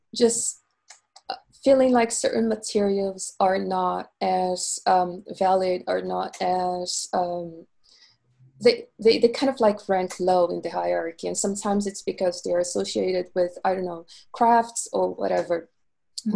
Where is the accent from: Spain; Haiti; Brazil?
Brazil; Rio de Janeiro; moved away as an adult; now in London, United Kingdom; I am originally from Rio de Janeiro, Brazil.